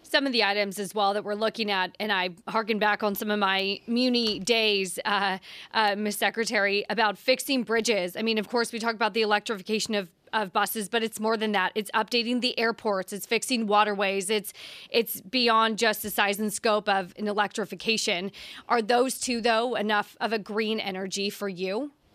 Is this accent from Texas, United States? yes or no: no; California, United States; I'm from California